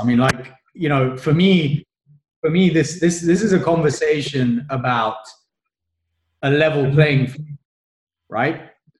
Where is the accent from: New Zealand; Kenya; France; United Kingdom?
Kenya; I'm from Kenya." And they'll look at me like, "What do you mean you're from Kenya? Like, are you crazy?" But I was born in Kenya, right?